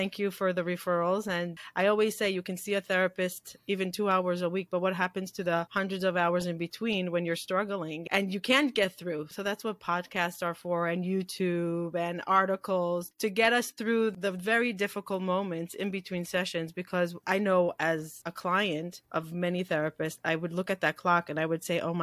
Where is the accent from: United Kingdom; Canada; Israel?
Israel; moved away; I came from a very ultra-Orthodox background growing up in Israel